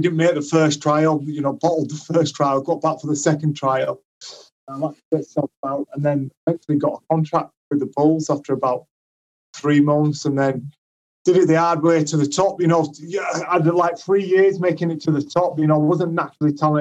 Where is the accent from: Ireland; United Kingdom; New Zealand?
United Kingdom; Leeds, Yorkshire and the Humber; my hometown club